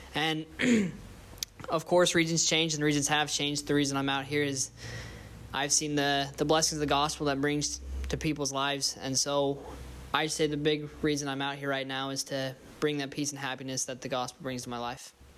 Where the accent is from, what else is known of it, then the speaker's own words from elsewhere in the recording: Twin Falls, Idaho, United States; moved away; I'm from the Twin Falls, Idaho area.